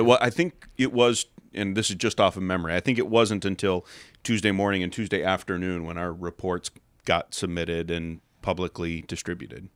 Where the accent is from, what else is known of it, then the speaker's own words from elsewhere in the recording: Chicago, Illinois, United States; moved away as an adult; now in Escalon, United States; born and raised in the Chicago suburbs